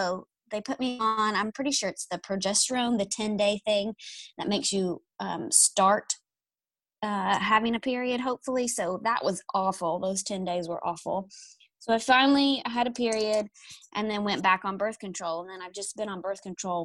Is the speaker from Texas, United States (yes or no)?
no; East Tennessee, United States; moved away as an adult; now in Nashville, United States; I'm from East Tennessee, and then I moved to Nashville for a job.